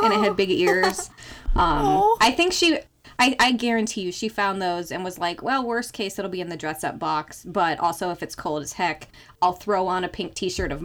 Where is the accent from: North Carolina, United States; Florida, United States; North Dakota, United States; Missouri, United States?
North Dakota, United States; Fargo; I grew up literally in Fargo, like the movie Fargo, North Dakota.